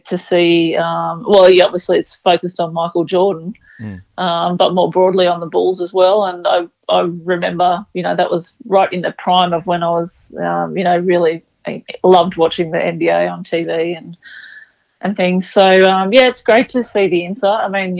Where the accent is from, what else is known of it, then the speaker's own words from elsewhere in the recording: Mullumbimby, New South Wales, Australia; I come from Mullumbimby, which is in northern New South Wales, and it's not too far from Byron Bay in Brunswick Heads, so fairly coastal region. And I suppose just growing up in that sort of environment